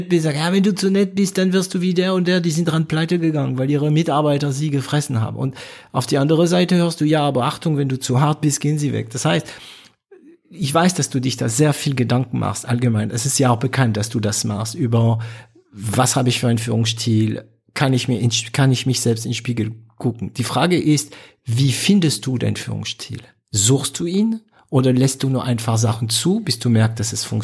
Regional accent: Baden-Württemberg, Germany; also ich bin Schwabe, okay, deswegen erlaube ich mir das zu sagen, was ich jetzt sagen werde.

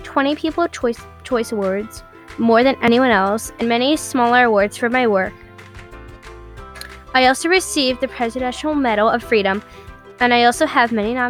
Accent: Marjorie, Louisiana, United States; I grew up in Marjorie, Louisiana, and I was born on January 26, 1958

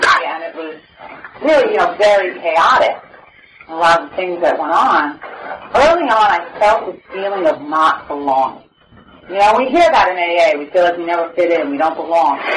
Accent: New York City, New York, United States; now in Oceanside, United States; I grew up in Brooklyn

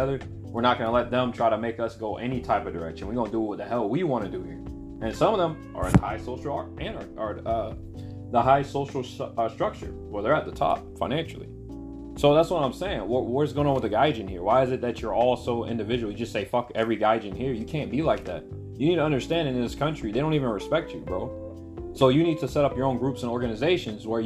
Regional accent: United States; moved away as an adult; now in Japan; I'm American.

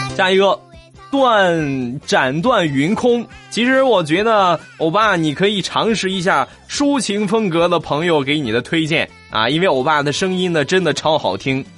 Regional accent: Shandong, China; moved away; 老衲是山东人

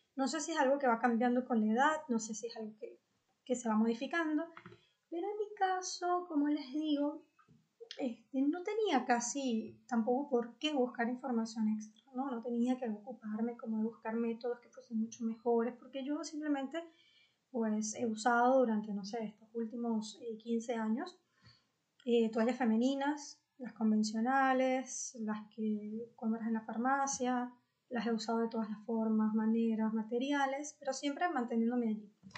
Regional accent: Venezuela; en mi país, en Venezuela

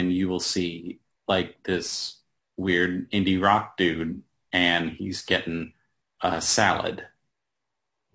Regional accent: Apex, North Carolina, United States; also born or lived in Cary, North Carolina / Greensboro, North Carolina / Durham, North Carolina; I was born in Cary, and then we kind of moved all over the place. My family eventually settled down in Apex.

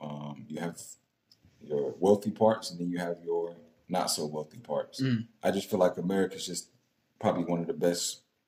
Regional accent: the South, United States; So I grew up in the South, like not the deep South, but I grew up in the South.

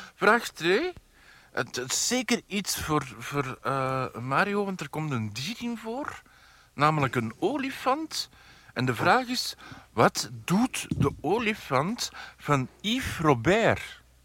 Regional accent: Antwerp, Flanders, Belgium; ik ben van Antwerpen

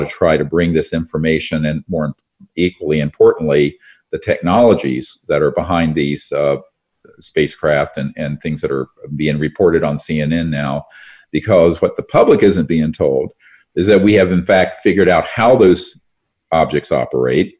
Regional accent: North Carolina, United States; where I grew up in North Carolina

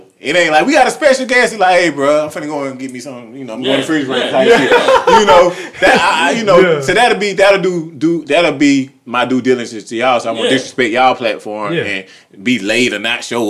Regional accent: Clayton County, Georgia, United States; I said Southside. I'm from Clayton County.

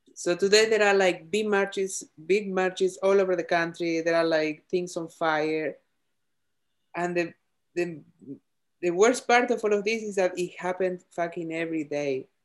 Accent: Argentina; born or raised there; English is a second language; moved away as an adult; now in United States

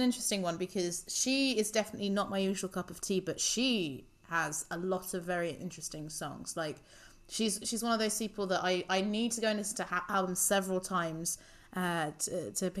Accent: Luxembourg; I grew up in Luxembourg

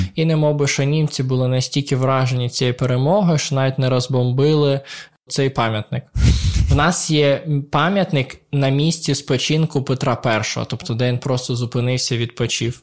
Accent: Poltava, Poltava Oblast, Ukraine; moved away as an adult; also born or lived in Dnipro; я виріс в Полтаві доволі українським українцем

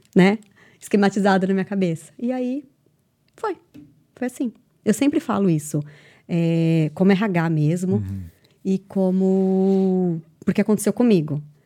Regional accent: Brazil; moved away as an adult; now in Ireland; quando eu saí uhum. do, do, Brasil pra, pra Irlanda, quando eu decidi vir pra Irlanda

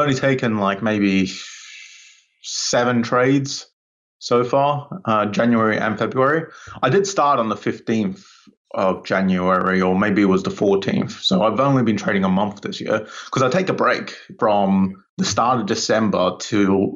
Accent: Australia; now in United Kingdom; I was originally from Australia. I grew up in Australia

